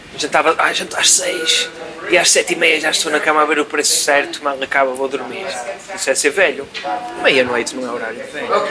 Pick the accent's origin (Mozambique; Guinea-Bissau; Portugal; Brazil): Portugal; Vila Nova de Gaia, Norte; eu não sou do Porto, eu sou de Gaia